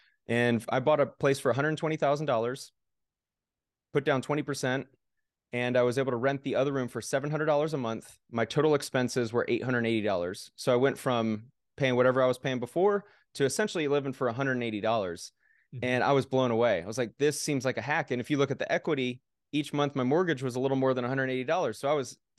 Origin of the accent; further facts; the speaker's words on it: Oakland, California, United States; moved away as an adult; now in Las Vegas, United States; Back in 2015, I moved to Las Vegas from Oakland, California.